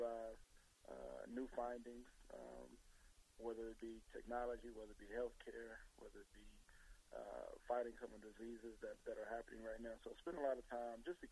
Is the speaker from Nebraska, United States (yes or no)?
no; Central Texas, United States; moved away as an adult; also born or lived in Dallas, Texas / Pittsburgh, Pennsylvania / Jacksonville, Florida; now in New York, United States; Central Texas Food Bank, which services my hometown